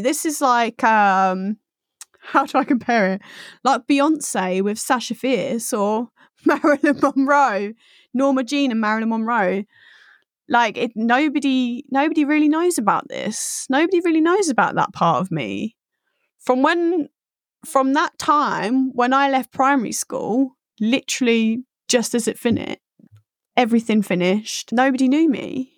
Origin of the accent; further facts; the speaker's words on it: Essex, East of England, United Kingdom; I grew up in Essex